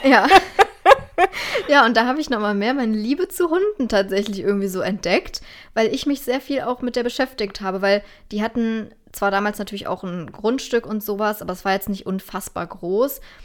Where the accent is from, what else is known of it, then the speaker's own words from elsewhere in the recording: Germany; als Deutscher oder Europäer